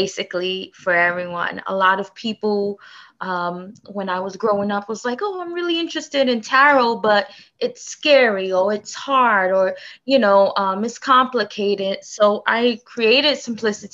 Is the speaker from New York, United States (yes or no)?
yes; New York City, New York, United States; I grew up in Brooklyn, in Bushwick